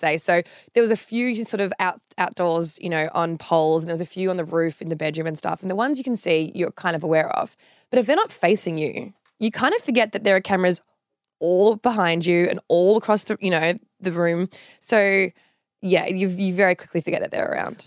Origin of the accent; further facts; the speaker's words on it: Sydney, New South Wales, Australia; moved away as an adult; now in Melbourne, Australia; from Sydney originally. Grew up, um, in, like, an, a suburb near Lane Cove called Gladesville.